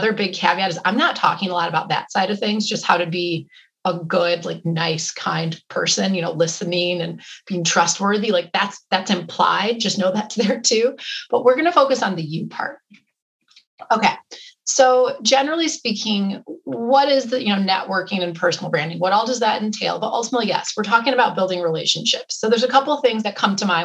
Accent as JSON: {"language": "English", "region": "Wisconsin", "country": "United States", "tie": "born or raised there", "said": "I grew up in Wisconsin"}